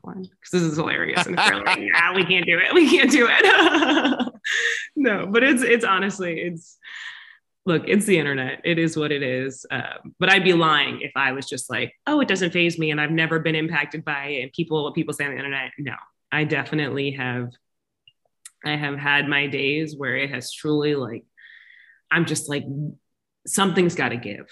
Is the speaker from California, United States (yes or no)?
no; Florida, United States; now in Los Angeles, United States; I'm from Florida, born and raised there